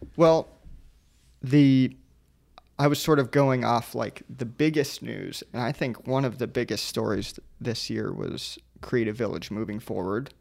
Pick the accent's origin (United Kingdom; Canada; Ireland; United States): United States; Sarasota, Florida; moved away; I come from Sierra, Sarasota, and at C S T Key Beach